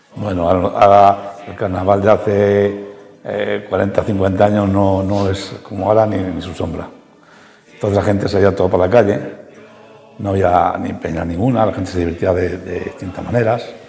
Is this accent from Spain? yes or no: yes; Ciudad Rodrigo, Castile and León, Spain; yo nací en Arrabal del Puente, Ahí había pues cuatro escuelas.